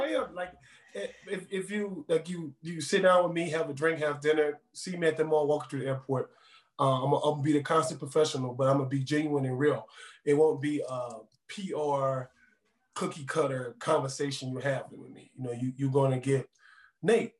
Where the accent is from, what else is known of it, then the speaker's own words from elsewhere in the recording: New Orleans, Louisiana, United States; now in Denver, United States; I'm from New Orleans, born and raised.